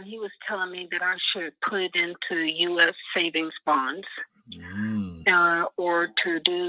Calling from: North Carolina, United States; I'm calling from North Carolina.

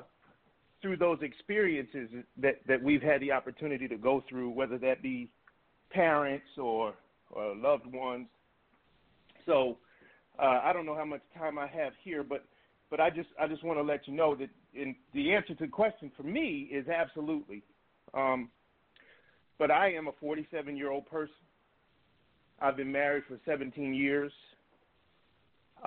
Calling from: Bowie, Maryland, United States; I'm calling from Bowie, Maryland, right outside of Washington

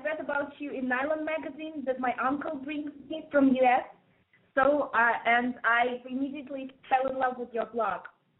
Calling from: Moscow, Russia; I'm 19, and I'm calling from Moscow, Russia.

